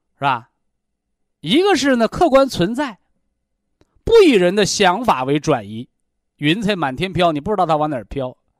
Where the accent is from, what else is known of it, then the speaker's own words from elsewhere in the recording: China; 我们中国人